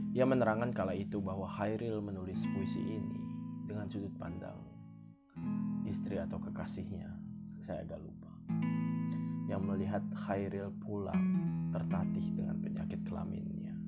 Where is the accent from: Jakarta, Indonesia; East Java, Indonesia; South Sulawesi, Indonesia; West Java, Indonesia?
Jakarta, Indonesia; born or raised there